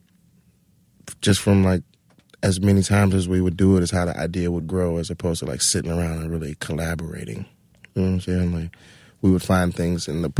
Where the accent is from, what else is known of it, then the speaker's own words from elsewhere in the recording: Atlanta, Georgia, United States; moved away as an adult; also born or lived in California; now in New York, United States; I'm from Atlanta